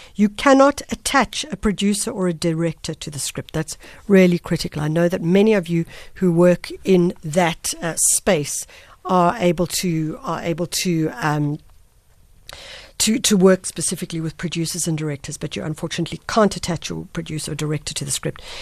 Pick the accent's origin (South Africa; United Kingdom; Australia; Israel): South Africa; As a South African